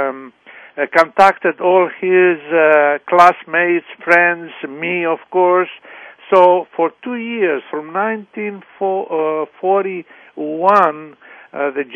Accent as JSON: {"language": "English", "region": "Crete", "country": "Greece", "tie": "born or raised there", "also_born_or_lived": "Canton, Ohio", "moved": "yes", "said": "I was born in Canton, Ohio, and very young I went to Crete and with my brother, and everybody was calling us the American boys"}